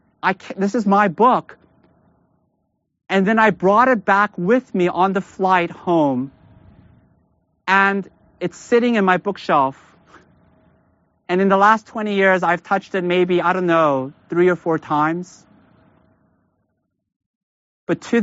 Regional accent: United States; as American Christians

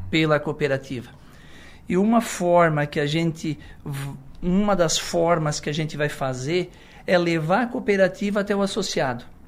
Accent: Içara, Santa Catarina, Brazil; eu sou da, do Poço 3, uma comunidade do interior, morei por bastante tempo na terceira linha, interior

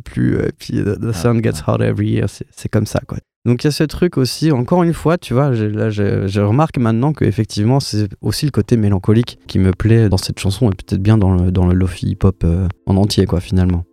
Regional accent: Bourgogne-Franche-Comté, France; moved away as an adult; also born or lived in Dijon / Bordeaux; j'ai grandi en Franche-Comté

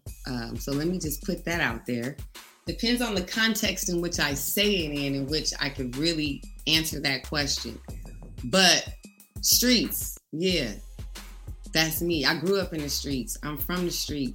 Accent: Oakland, California, United States; also born or lived in Richmond, California; growing up in Richmond, growing up in Oakland

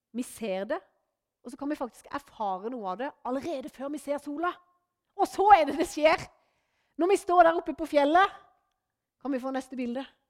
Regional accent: Norway; moved away; hjemme på Løvjemås, der jeg kommer ifra

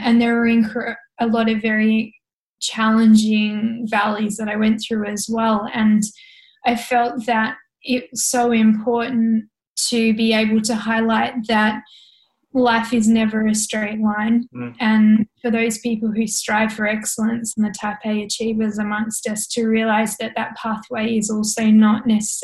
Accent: south of Hobart, Tasmania, Australia; I grew up on an organic hobby farm about half an hour south of Hobart

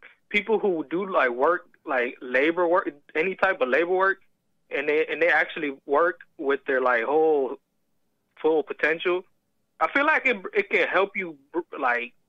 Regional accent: Virginia, United States; accent: Southern; I was born here in Virginia

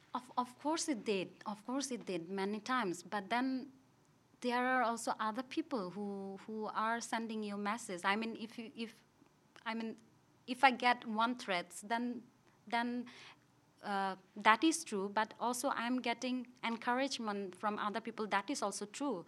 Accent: Rangamati, Chittagong Division, Bangladesh; also born or lived in Dhaka, Bangladesh; I'm from Bangladesh

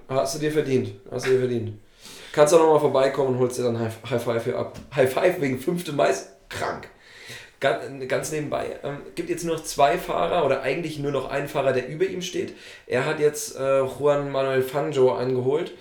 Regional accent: Thuringia, Germany; Ich komme ja aus Thüringen

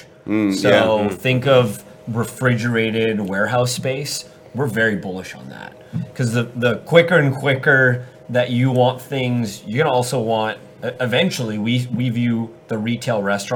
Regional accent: Canada; now in Dallas, United States; I'm originally born and raised in Canada

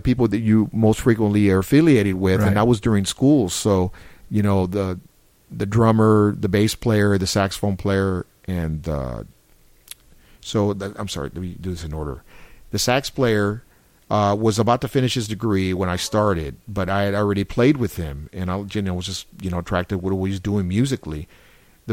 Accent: San Antonio, Texas, United States; growing up in San Antonio

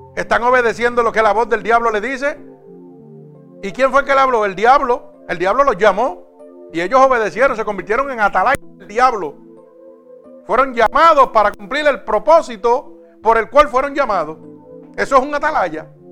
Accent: Vega Baja, Puerto Rico; mi pueblo en Vega Baja

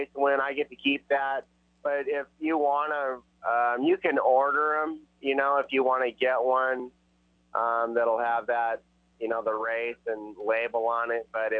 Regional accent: Indianapolis, Indiana, United States; Indy last year was the most special for me. That's my hometown.

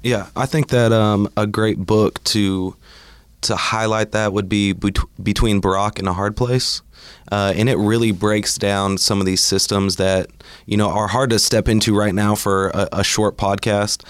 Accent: Bartlesville, Oklahoma, United States; now in Oklahoma City, United States; I grew up in Bartlesville, Oklahoma, and then now live in Oklahoma City

